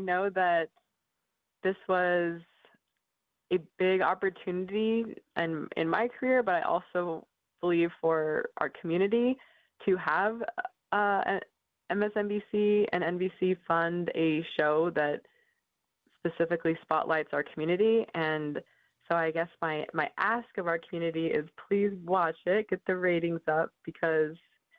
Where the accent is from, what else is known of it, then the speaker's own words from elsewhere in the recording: Seattle, Washington, United States; I grew up in the Seattle area.